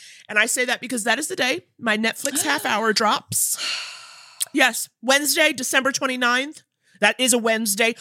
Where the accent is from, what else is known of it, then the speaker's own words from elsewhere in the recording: New York City, New York, United States; now in California, United States; I grew up in New York City, went to private school on the Upper East Side